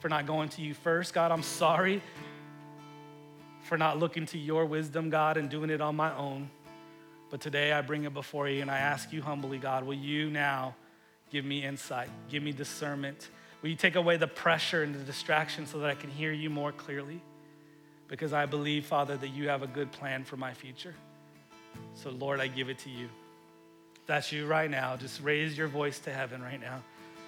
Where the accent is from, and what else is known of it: United States